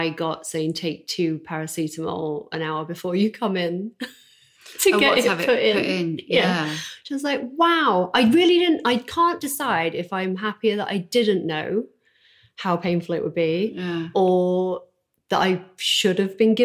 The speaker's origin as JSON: {"language": "English", "town": "Doncaster", "region": "Yorkshire and the Humber", "country": "United Kingdom", "also_born_or_lived": "New York", "moved": "as an adult", "lives_now": "Los Angeles, United States", "said": "I'm from Doncaster"}